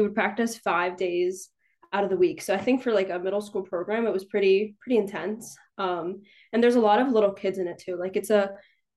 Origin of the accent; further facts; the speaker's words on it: Newtown, Pennsylvania, United States; I'm from Newtown, Pennsylvania